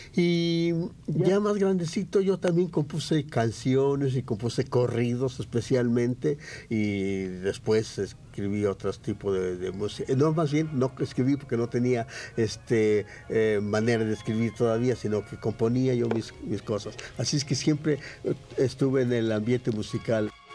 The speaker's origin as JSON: {"language": "Spanish", "town": "San Gabriel", "region": "Jalisco", "country": "Mexico", "tie": "born or raised there", "moved": "as an adult", "lives_now": "Mexico City, Mexico", "said": "se llamaba mi pueblo San Gabriel. Jalisco, ahora se llama Ciudad Veneciana Carranza, pero yo nací en San Gabriel"}